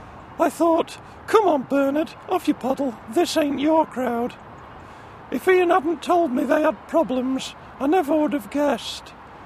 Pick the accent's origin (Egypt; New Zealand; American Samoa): Egypt; Cairo, Cairo Governorate; No, I'm from Cairo.